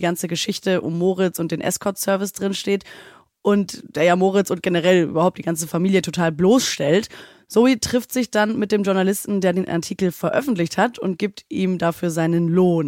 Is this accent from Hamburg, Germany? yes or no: yes; Hamburg, Germany; moved away; Ich komme aus Hamburg